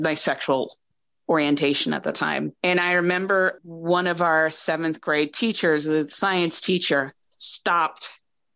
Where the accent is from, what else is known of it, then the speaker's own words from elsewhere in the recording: New Hampshire, United States; I grew up in New Hampshire